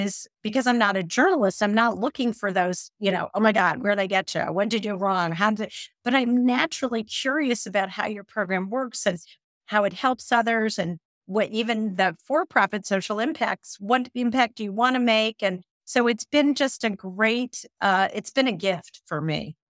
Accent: Midwest, United States; I'm a Midwesterner

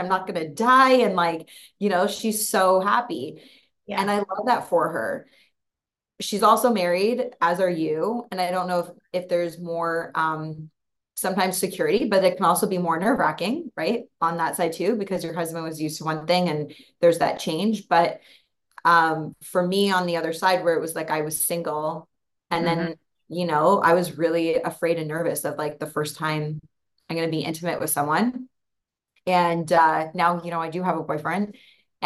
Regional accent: just outside of Toronto, Ontario, Canada; moved away as an adult; also born or lived in Hawaii; now in Costa Rica; I'm from Toronto, just outside of Toronto originally.

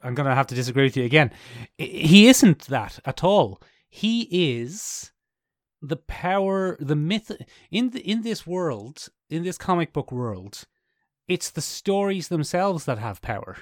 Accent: Ireland; I know how long my family have been in Ireland.

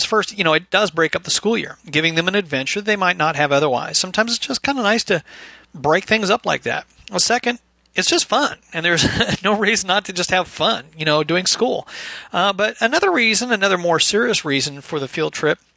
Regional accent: Bellevue, Washington, United States; moved away as an adult; now in Kentucky, United States; I was raised primarily in Bellevue, Washington, I guess from the age of like 2 to 16

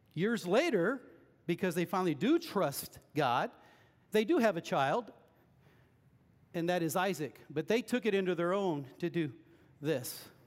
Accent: Lexington, Missouri, United States; Lexington's my hometown

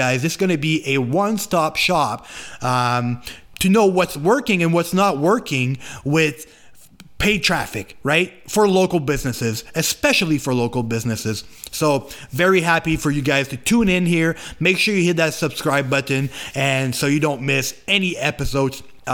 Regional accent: Canada; English is a second language; I am French Canadian, so I'm trying to talk English the best that I can

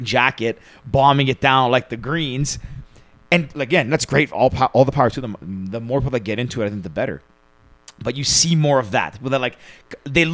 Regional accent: Mississauga, Ontario, Canada; I was born in Mississauga

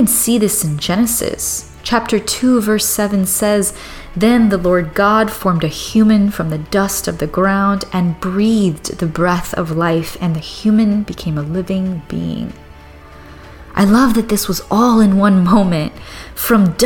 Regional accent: Cuba; my island

